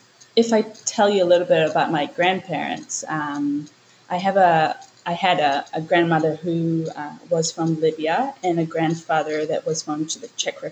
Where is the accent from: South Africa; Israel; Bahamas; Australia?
Israel; moved away as an adult; also born or lived in New Zealand; now in Auckland, New Zealand; I was born in New Zealand, and at the age of three, I moved with my parents and my brothers to Israel. I have an Israeli dad and a Kiwi mom. So basically what happened was we moved there and I grew up there most of my life.